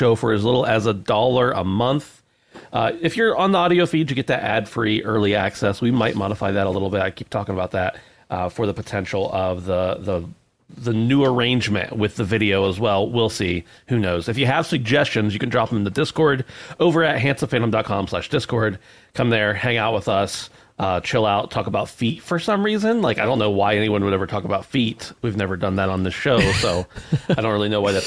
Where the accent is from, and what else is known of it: United States